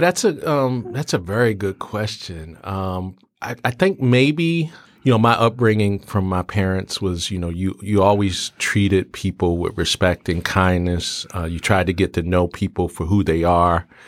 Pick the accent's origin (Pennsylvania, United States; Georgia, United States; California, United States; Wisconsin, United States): Pennsylvania, United States; Philadelphia; growing up in Philly, uh, you know, in the seventies